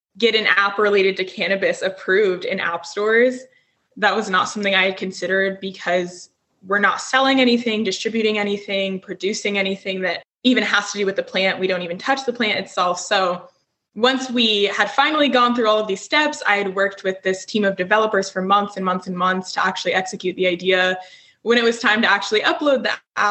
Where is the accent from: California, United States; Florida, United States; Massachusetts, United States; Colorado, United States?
Colorado, United States; Denver; growing up in Colorado and in Denver specifically